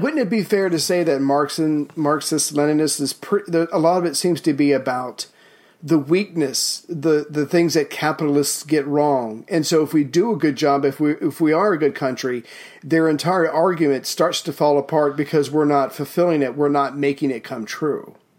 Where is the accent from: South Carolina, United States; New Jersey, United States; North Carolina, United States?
South Carolina, United States; from South Carolina, my home state